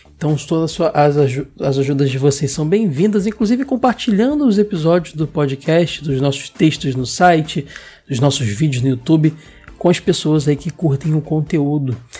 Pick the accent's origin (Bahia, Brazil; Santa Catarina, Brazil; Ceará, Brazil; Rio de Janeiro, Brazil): Rio de Janeiro, Brazil; eu sou do Rio de Janeiro, mas pessoal que de fora pensa que Rio de Janeiro todo é praia, né? Bem assim não, eu moro, sempre morei longe da praia